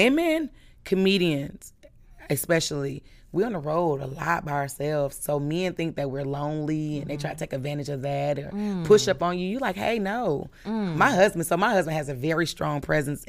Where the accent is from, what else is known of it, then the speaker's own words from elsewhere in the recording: Milwaukee, Wisconsin, United States; Milwaukee, Wisconsin, 53206